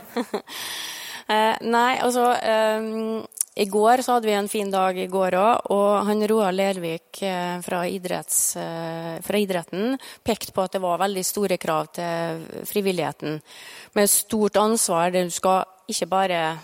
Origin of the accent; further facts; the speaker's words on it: Farstad, Møre og Romsdal, Norway; ute på Farstad, der jeg er fra.